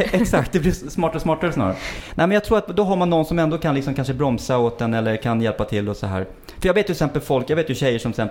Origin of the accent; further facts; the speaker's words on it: Stockholm, Stockholm County, Sweden; Jag är ändå uppväxt i innerstan i Stockholm och jag har varit ute väldigt mycket i svängen och allting.